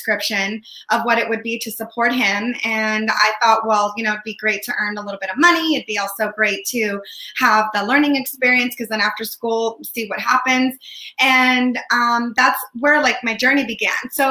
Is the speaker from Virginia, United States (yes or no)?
no; San Francisco, California, United States; also born or lived in Windsor, California; I was born and raised in San Francisco and lived most of my life here in the Bay Area